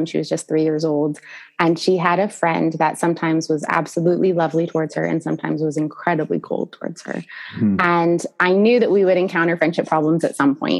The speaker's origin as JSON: {"language": "English", "town": "San Diego", "region": "California", "country": "United States", "tie": "born or raised there", "said": "we are living in San Diego, California, which is my hometown"}